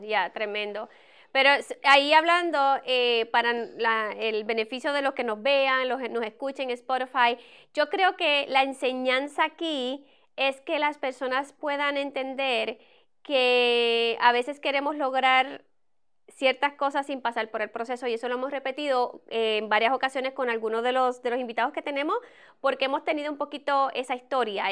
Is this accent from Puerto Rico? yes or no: yes; Puerto Rico; moved away; yo soy de Puerto Rico